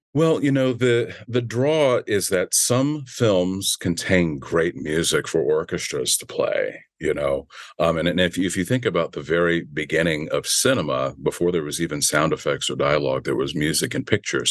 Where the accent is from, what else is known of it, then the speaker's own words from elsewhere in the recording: Virginia, United States; now in Los Angeles, United States; I grew up in Virginia.